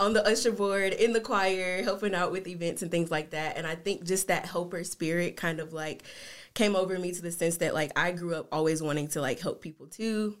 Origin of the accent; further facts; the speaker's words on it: Jackson, Tennessee, United States; moved away as an adult; also born or lived in South Carolina / Memphis, Tennessee; now in Sioux Falls, United States; we moved to Jackson, Tennessee, which is where my mom was born and raised and where all of my family is from her side